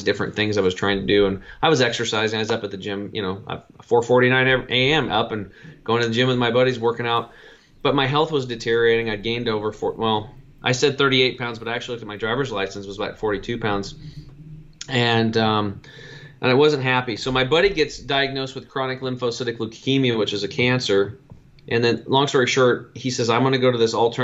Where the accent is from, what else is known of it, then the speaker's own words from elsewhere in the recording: Eastern Oregon, United States; I grew up in Eastern Oregon on a cattle and hay farm